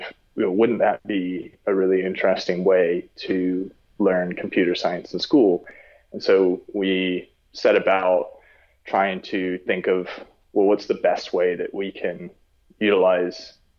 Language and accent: English; South Africa; born there; also born or lived in Texas, United States / London, United Kingdom; So I was born in South Africa, lived there for a little while, and then moved over to Texas.